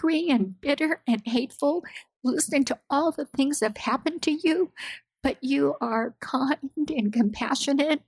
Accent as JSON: {"language": "English", "country": "United States", "said": "I am Japanese American."}